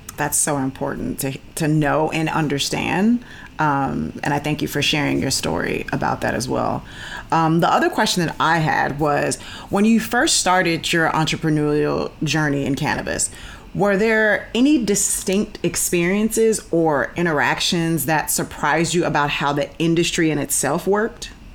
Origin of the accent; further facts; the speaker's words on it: Chicago, Illinois, United States; I'm from Chicago